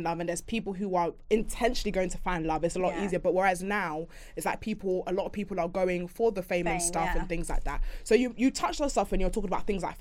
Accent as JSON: {"language": "English", "country": "Jamaica", "said": "I'm a Caribbean, I'm a Jamaican girl"}